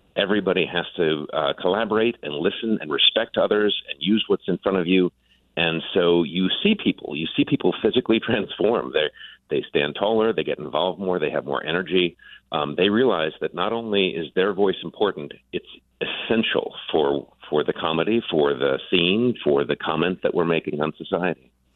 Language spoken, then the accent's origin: English; Buffalo, New York, United States; moved away; also born or lived in Grand Rapids, Michigan / Detroit, Michigan; I grew up in Buffalo, New York